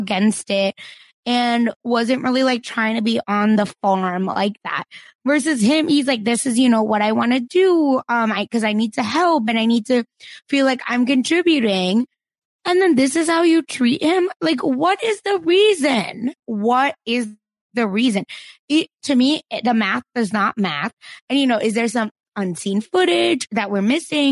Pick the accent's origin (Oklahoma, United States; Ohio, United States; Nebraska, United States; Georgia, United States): Oklahoma, United States; Broken Arrow; I'm from Broken Arrow, Oklahoma